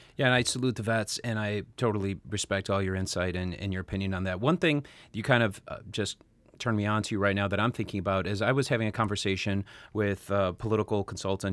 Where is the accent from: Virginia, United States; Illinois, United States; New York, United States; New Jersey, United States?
Illinois, United States; Chicago; now in Los Angeles, United States; we're both born and raised in Chicago